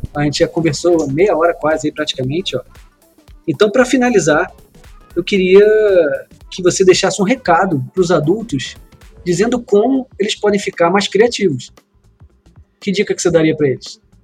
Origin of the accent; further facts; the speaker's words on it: Brazil; A gente, como brasileiro